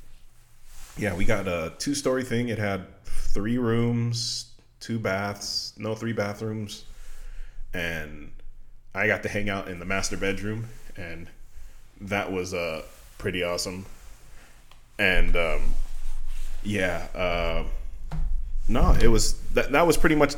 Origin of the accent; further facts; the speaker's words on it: Las Vegas, Nevada, United States; I'm from Vegas